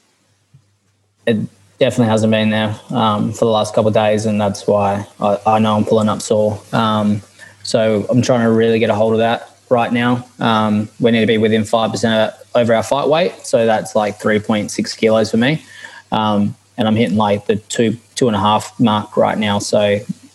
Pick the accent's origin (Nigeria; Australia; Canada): Australia; Perth, Western Australia; So I'm from Perth, West Australia, and that's where my tribe is from